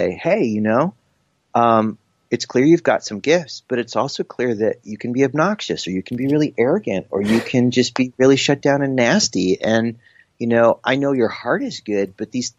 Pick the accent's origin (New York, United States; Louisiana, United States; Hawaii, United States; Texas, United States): New York, United States; also born or lived in South Carolina; when I moved from South Carolina, where I was with him for a year, up to New York again to be with my mom